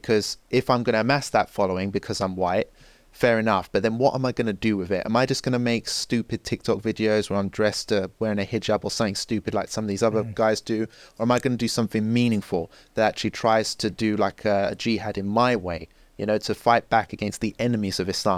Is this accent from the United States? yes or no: no; England, United Kingdom; I'm white, I'm English.